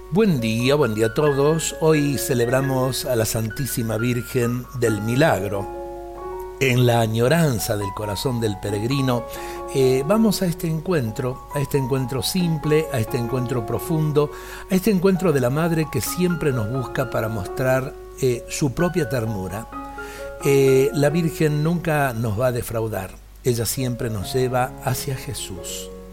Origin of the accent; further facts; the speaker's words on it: Salta, Argentina; nuestra Salta y de nuestra Argentina